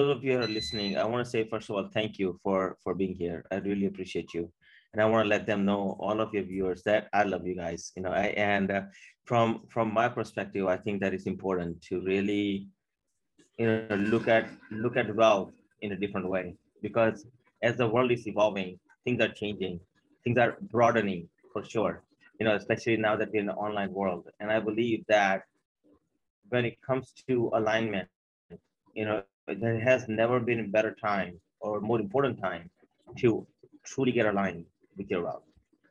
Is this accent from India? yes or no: yes; India; now in Maryland, United States; I came here from India in 89.